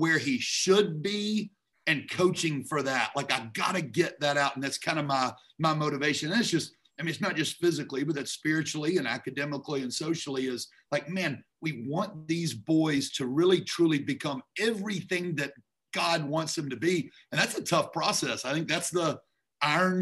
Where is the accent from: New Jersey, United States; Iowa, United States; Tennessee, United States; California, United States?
Tennessee, United States; Memphis; moved away as an adult; also born or lived in Atlanta, Georgia; now in Georgia, United States; I'm originally from Memphis